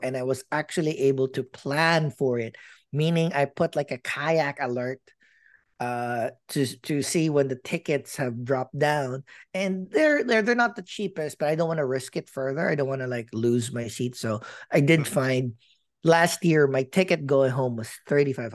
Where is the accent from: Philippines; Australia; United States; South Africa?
Philippines; moved away; I'm a Filipino